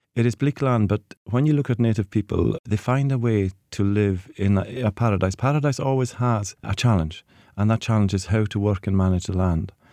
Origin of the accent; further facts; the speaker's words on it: Hebrides, Scotland, United Kingdom; growing up in the Hebrides